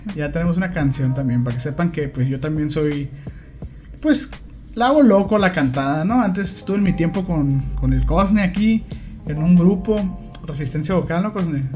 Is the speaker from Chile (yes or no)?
no; Mexico; así somos los mexicanos